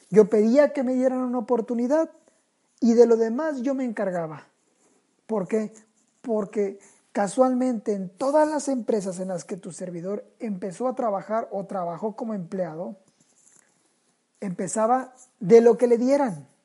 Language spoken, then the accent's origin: Spanish; Sinaloa, Mexico; also born or lived in Tijuana; porque hasta eso, soy sinaloense. Y Así llego a Tijuana.